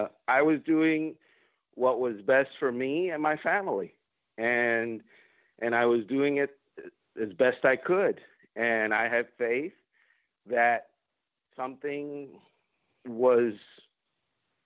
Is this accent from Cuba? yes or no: yes; Cuba; English is a second language; now in United States; I'm Cuban. I was born in Cuba